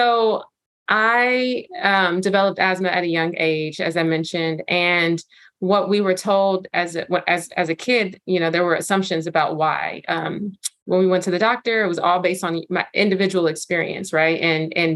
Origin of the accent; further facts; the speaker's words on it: Los Angeles, California, United States; also born or lived in Inglewood / South Bay; I was born and raised in South LA, South Central specifically, which got renamed South LA, and grew up in Inglewood and South Central and the South Bay here in Los Angeles.